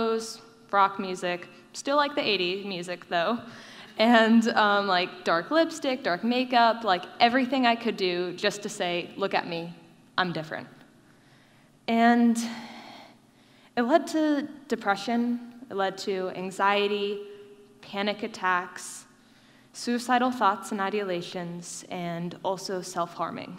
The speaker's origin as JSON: {"language": "English", "town": "Davidson", "region": "North Carolina", "country": "United States", "tie": "born or raised there", "said": "I grew up in Davidson, NC, and it's not near a military base, and we have no extended family here"}